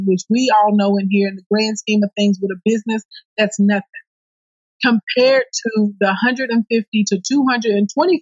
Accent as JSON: {"language": "English", "town": "Scott", "region": "Arkansas", "country": "United States", "tie": "born or raised there", "lives_now": "Little Rock, United States", "said": "I grew up in Scott, Arkansas, in the country on a farm, and I live in Little Rock now"}